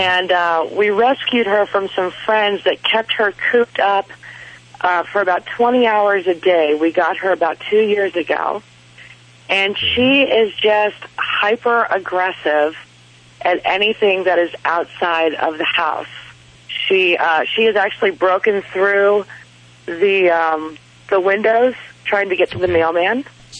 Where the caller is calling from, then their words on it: Clarksville, Arkansas, United States; Clarksville, Arkansas.